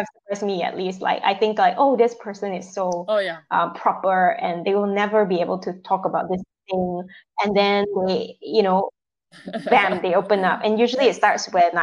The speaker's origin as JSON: {"language": "English", "country": "Malaysia", "moved": "yes", "said": "Coming back to Malaysia, especially now that I'm back in my home setting, you know, people have certain expectations of me as a woman, as a Malaysian Chinese"}